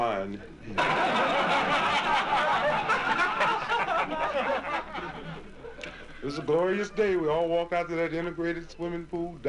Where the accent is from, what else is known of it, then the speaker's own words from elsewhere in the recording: St. Louis, Missouri, United States; Born and raised in St. Louis, Missouri